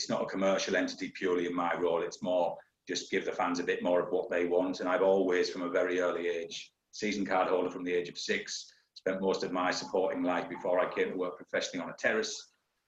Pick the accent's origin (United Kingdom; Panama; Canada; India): United Kingdom; Hartlepool, North East England; accent: northeastern; moved away as an adult; my hometown club's Hartlepool United